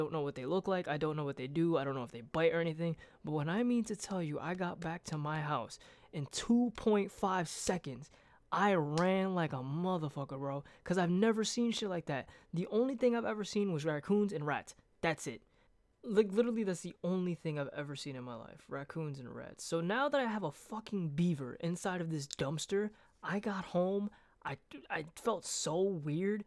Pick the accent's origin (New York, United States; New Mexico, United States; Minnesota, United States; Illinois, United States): New York, United States; Brooklyn; moved away; I'm from Brooklyn